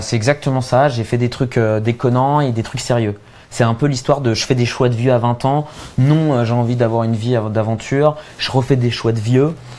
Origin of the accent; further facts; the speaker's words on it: Châtillon, Île-de-France, France; je viens de Châtillon, en banlieue parisienne. Euh, ensuite, euh, j'ai fait des études ultra classiques. Moi, je suis modèle Bourdieu, quoi. Fils de pharmacien, euh, j'ai grandi, tu vois, dans une, dans une banlieue tranquille bourgeoise